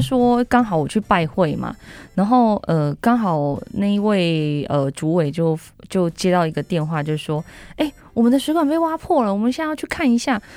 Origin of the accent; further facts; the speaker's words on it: Taiwan; 我们台湾人